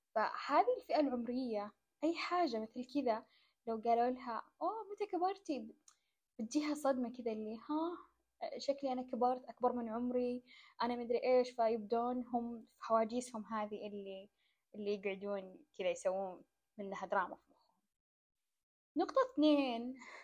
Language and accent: Arabic; Saudi Arabia; أنا قاعدة أنقل أو أمثل بلدي